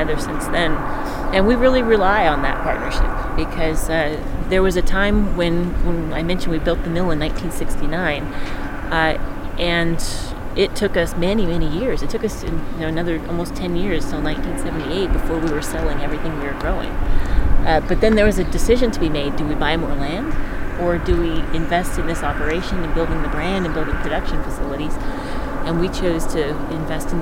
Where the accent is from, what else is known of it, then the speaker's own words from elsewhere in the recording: Chico, California, United States; we grew up in Chico, and we didn't grow up in Richvale